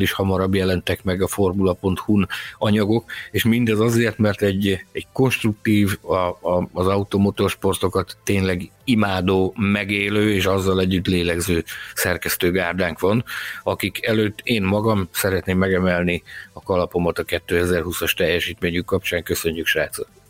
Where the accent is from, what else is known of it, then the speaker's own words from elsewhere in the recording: Balkány, Szabolcs-Szatmár-Bereg, Hungary; Falun nőttem fel, amiből város lett